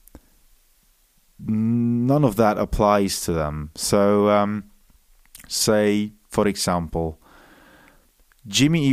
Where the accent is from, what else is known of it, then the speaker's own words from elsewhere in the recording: Munich, Bavaria, Germany; accent: German Welsh; first language German and English; I was born in Munich, Germany. I'm half Welsh. I was raised bilingually, so I speak English with a weird German Welsh accent.